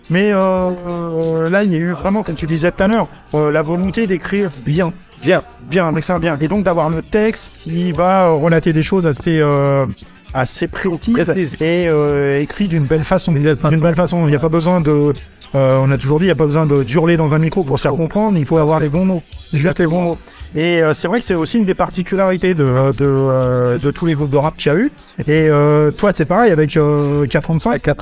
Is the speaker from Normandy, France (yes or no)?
yes; Normandy, France; moi, on est normand, j'écoutais de la variété française